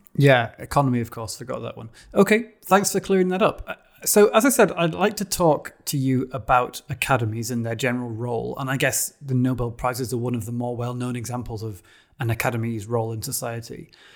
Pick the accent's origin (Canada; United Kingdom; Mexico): United Kingdom; as a Brit